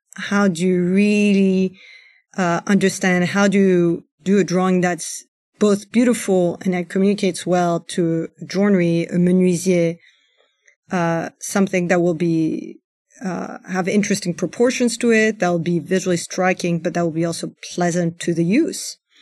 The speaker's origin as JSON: {"language": "English", "town": "Paris", "region": "Île-de-France", "country": "France", "tie": "born or raised there", "also_born_or_lived": "United States", "said": "my family's Iranian, I grew up in Paris"}